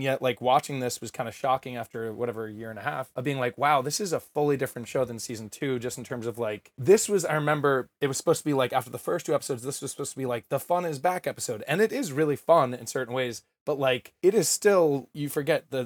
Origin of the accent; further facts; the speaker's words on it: Westhampton, New York, United States; I grew up in the Hamptons, West Hampton, Worst Hampton, as they call it.